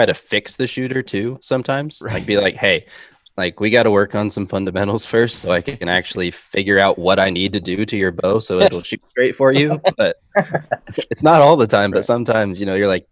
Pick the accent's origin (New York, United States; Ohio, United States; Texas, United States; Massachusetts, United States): Ohio, United States; moved away; I'm from Ohio originally